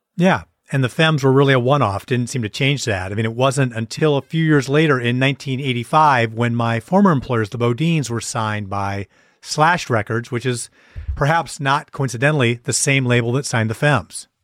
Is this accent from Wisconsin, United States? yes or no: yes; Wisconsin, United States; moved away as an adult; also born or lived in Beaver Dam / Green Bay / De Pere / Milwaukee; I grew up in a few different places in Wisconsin, Beaver Dam, went to high school in Green Bay